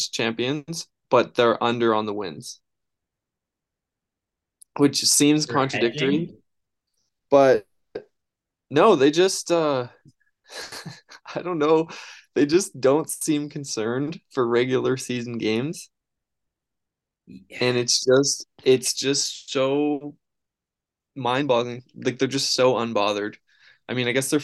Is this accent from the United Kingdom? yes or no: no; Canada; being Canadian